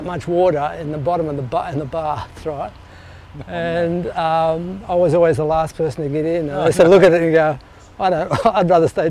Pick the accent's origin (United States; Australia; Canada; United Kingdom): Australia; St Marys, New South Wales; also born or lived in Sydney / Randwick; I was first in Sydney till I was five, I think, six. And then we actually moved to a farm in St Mary's, which is just near Penrith, below the Blue Mountains there. And I was there till I was, I think, about 11.